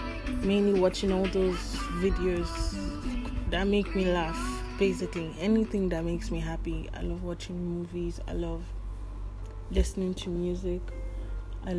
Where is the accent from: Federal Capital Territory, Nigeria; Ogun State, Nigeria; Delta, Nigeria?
Delta, Nigeria; now in Lagos, Nigeria; I'm from Delta State. Yeah, Delta